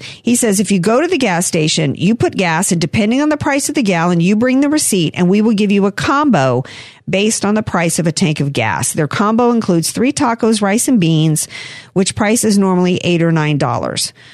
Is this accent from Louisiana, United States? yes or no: yes; New Orleans, Louisiana, United States; moved away; when I first moved out here, because I'm from New Orleans